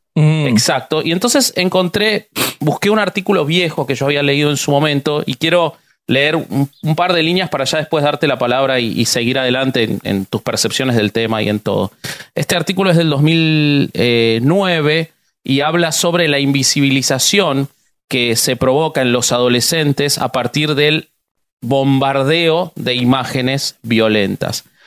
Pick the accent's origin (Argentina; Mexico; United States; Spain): Argentina; soy argentino